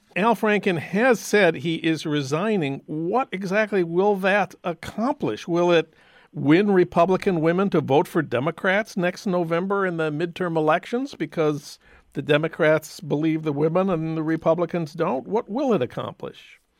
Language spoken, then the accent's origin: English; St. Paul, Minnesota, United States; my hometown of St. Paul